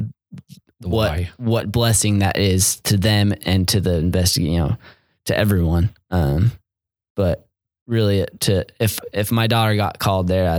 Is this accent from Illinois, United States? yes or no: no; Mesa, Arizona, United States; living in Mesa, growing up in Mesa, basically mini Utah